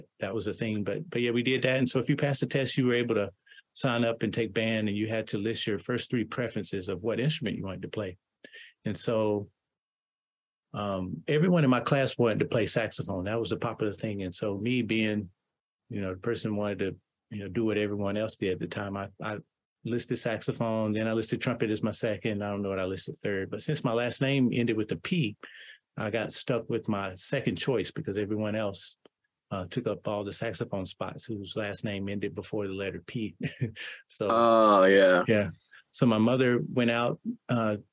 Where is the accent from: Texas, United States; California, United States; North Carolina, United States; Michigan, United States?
North Carolina, United States; High Point; I grew up in a small town in North Carolina called High Point.